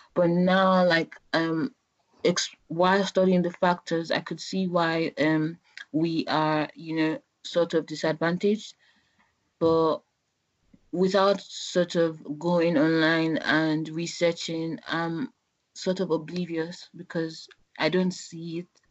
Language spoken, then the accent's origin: English; Nigeria; moved away as an adult; now in United Kingdom; I'm Nigerian. I've been here for the past five years